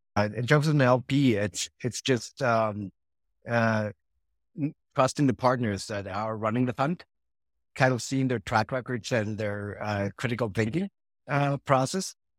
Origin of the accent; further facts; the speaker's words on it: Mexico; also born or lived in Switzerland / Argentina / Madrid; I was born in Switzerland, but, uh, pretty much been living all my life in Mexico, except some, uh, four years in Argentina